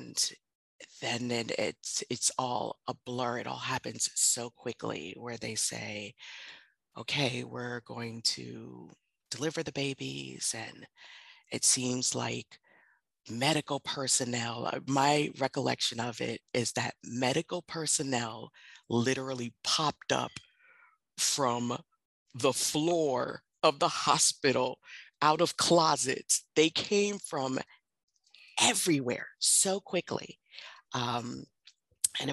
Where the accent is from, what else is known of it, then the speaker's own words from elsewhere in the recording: New York City, New York, United States; now in Baltimore, United States; I'm originally from Bronx, New York